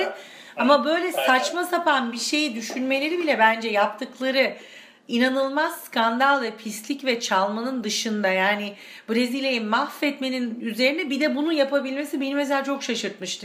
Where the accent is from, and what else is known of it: Turkey; moved away as an adult; also born or lived in Argentina; now in Cologne, Germany